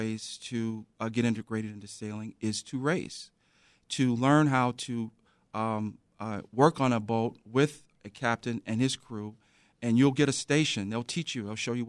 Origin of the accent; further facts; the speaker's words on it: Chicago, Illinois, United States; So, as a child, I grew up in the South Shore area.